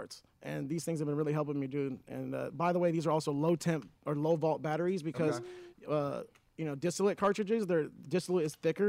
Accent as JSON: {"language": "English", "area": "Orange County", "region": "California", "country": "United States", "tie": "born or raised there", "said": "I'm born and raised in Orange County. If any of you guys don't know, I'm from Orange County, born and raised, and I want to do a lot of giving back to where I came from."}